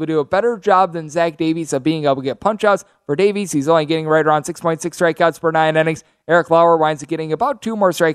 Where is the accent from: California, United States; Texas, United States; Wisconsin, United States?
Wisconsin, United States; my home state, Milwaukee Brewers